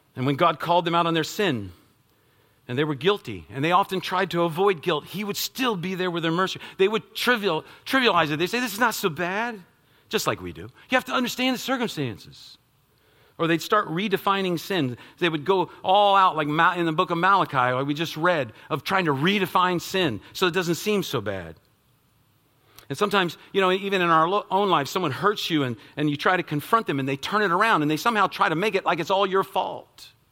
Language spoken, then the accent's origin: English; United States; as American citizens